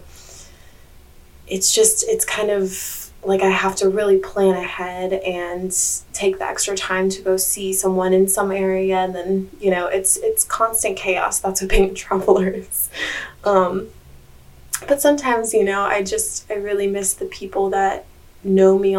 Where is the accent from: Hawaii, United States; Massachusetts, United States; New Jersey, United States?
Hawaii, United States; now in Bali, Indonesia; I actually live in Bali, but I was born and raised in Hawaii